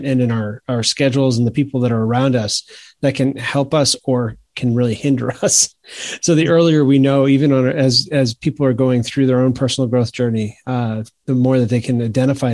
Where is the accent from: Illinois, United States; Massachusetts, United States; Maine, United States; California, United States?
Maine, United States; now in South Carolina, United States; I grew up in Maine, so there's a lot of hockey there.